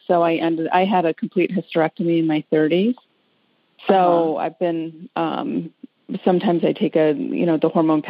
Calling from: Detroit, Michigan, United States; From the Detroit area in Michigan.

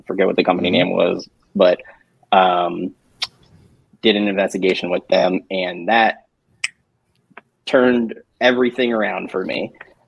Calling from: Georgia, United States; Hey, I'm checking in from Georgia.

